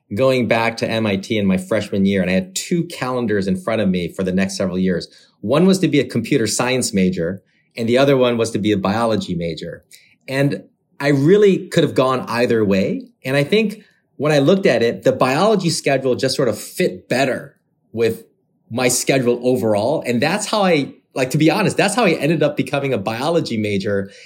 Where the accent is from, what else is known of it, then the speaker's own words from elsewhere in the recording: Michigan, United States; moved away as an adult; also born or lived in Korea / Massachusetts / San Francisco; I was born in Michigan, so the good old Midwest